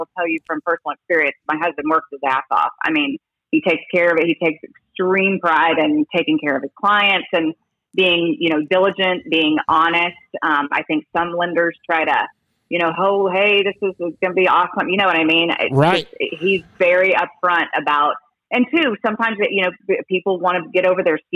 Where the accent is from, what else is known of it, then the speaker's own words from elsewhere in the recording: Plainview, Texas, United States; also born or lived in Houston, Texas / Perryton, Texas / Amarillo, Texas / California; I settled in Plainview and from the fourth grade on